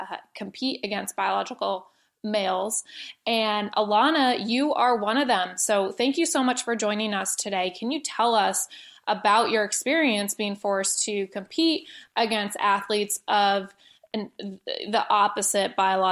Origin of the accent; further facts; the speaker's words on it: Connecticut, United States; I grew up in Connecticut playing sports year-round, all different sports, soccer, lacrosse, gymnastics